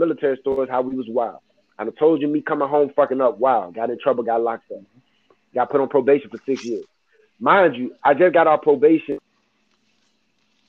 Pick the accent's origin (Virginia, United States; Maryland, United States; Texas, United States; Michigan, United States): Virginia, United States; Hampton Roads; I'm from Hampton Roads